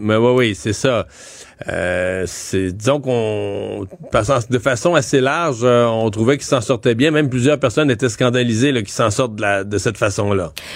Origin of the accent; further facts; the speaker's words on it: Rivière-du-Loup, Quebec, Canada; moi je suis de Rivière-du-Loup